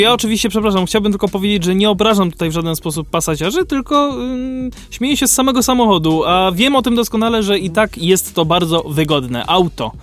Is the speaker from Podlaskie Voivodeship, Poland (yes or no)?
no; Kraków, Lesser Poland, Poland; u nas w Krakowie